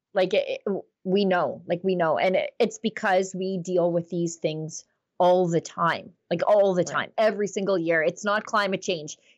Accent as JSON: {"language": "English", "region": "Alberta", "country": "Canada", "said": "As as an Albertan"}